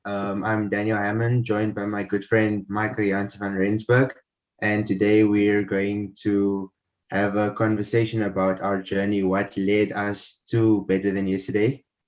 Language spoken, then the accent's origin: English; Windhoek, Khomas, Namibia; born there; Yeah, so I was born in Namibia, in the capital city, Windhoek.